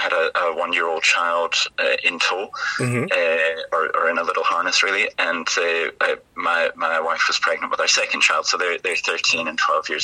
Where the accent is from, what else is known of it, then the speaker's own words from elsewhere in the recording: Aberdeen, Scotland, United Kingdom; moved away as an adult; now in Melbourne, Australia; I'm from Aberdeen City, which, as you said, is pretty far north.